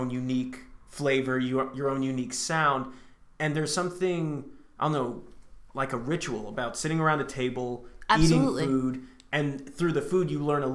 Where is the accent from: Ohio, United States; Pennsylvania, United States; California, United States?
California, United States; Vacaville; moved away as an adult; now in Los Angeles, United States; I'm from Vacaville, California